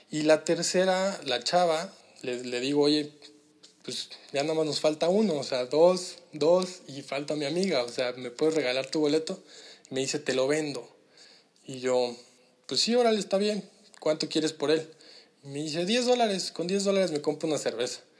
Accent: Mexico; Eh, pues nosotros venimos de México, fíjate que estamos en un programa así, asado

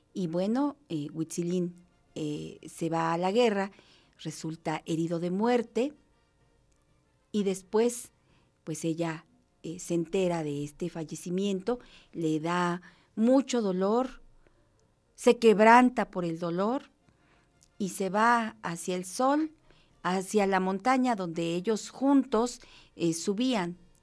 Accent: Mexico; como mexicanos

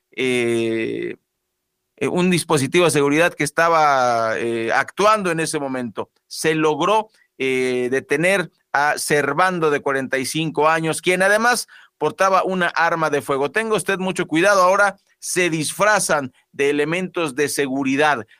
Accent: Mexico; como mexicanos

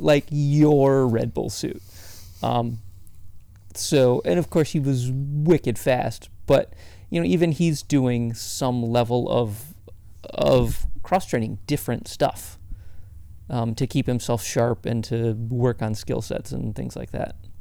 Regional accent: Michigan, United States; moved away; I grew up in Michigan very close to where you live right now.

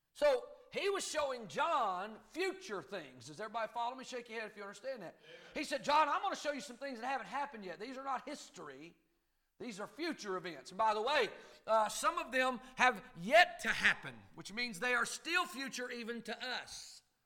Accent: Kentucky, United States; accent: Kentucky hillbilly and North Carolina mountain talk; now in North Carolina, United States; I grew up in Kentucky, and I've been in the foothills of the Blue Ridge Mountains in North Carolina

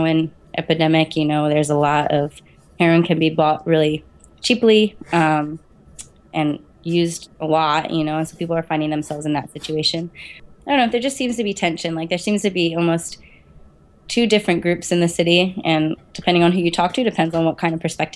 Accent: Eldersburg, Maryland, United States; moved away as an adult; also born or lived in New Jersey / Harrisburg, Pennsylvania; now in Williamsport, United States; I was born in New Jersey, and then I grew up in Maryland majority of my life. So it's a little town called Eldersburg.

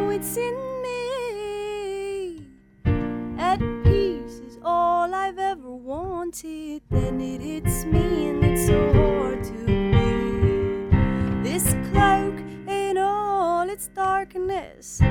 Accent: Ireland; also born or lived in Libya; I grew up here. So we moved here when I was a baby

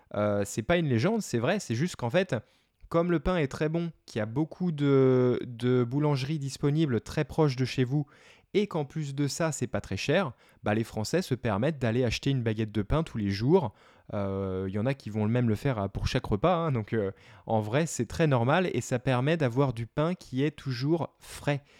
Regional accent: Paris, Île-de-France, France; moved away; also born or lived in United States; je suis né à Paris

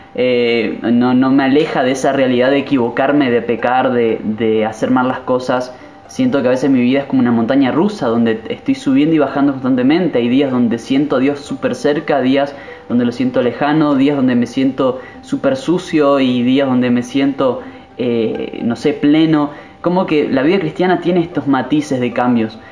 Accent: Misiones, Argentina; soy de argentina, de la provincia de Misiones, actualmente Aristóbulo del Valle

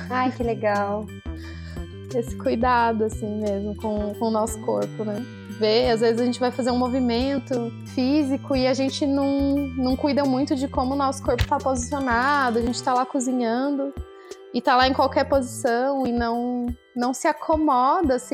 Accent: interior of Paraná, Brazil; moved away; eu venho aqui para o interior trazer, trazendo esse trabalho é, com muita honra e muita alegria também para o local onde eu nasci

